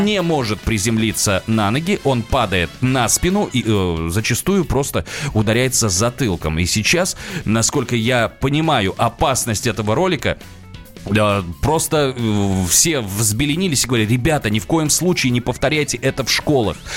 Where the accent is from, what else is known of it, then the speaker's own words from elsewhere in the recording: Nizhny Novgorod, Nizhny Novgorod Oblast, Russia; now in Moscow, Russia; я из Нижнего Новгорода